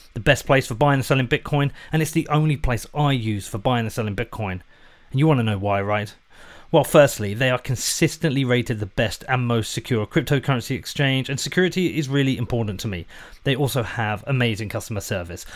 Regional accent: United Kingdom; a Brit

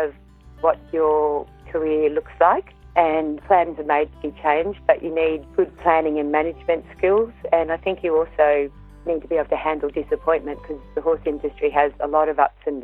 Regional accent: Australia; I grew up in the Upper Murray on a family farm

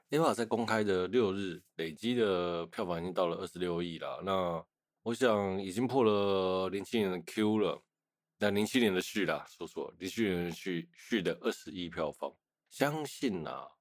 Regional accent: Taiwan; 所以我想身为台湾人，应该也会安慰一点点吧

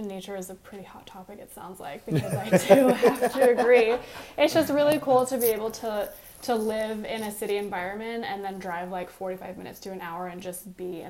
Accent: Seattle, Washington, United States; And I grew up here as well.

